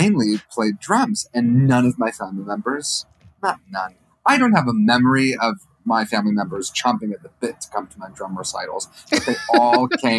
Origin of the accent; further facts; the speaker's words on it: Michigan, United States; I'm also from Michigan.